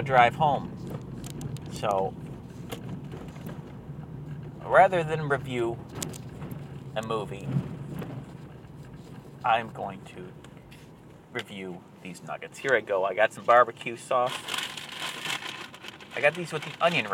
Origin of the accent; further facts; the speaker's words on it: Michigan, United States; This is my home state of Michigan